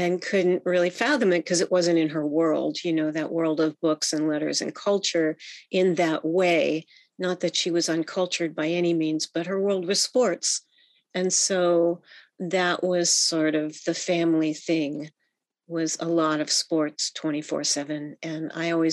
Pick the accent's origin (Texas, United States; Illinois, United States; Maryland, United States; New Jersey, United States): Maryland, United States; Bethesda; now in San Francisco, United States; where I grew up in Bethesda, Maryland, which is a suburb of Washington, D.C.